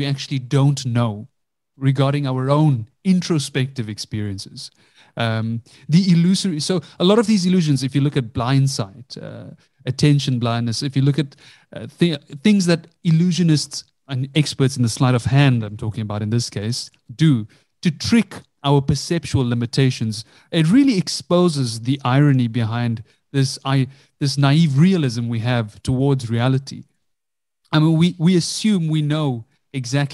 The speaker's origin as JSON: {"language": "English", "country": "South Africa", "tie": "born or raised there", "said": "Growing up, I grew up in South Africa, Indian parents"}